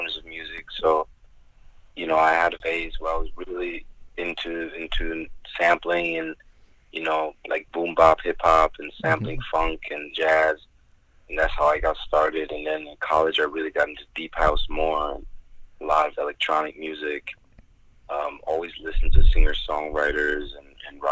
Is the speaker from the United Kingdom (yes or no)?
no; Germany; moved away as an adult; now in United States; I lived there for 19 years.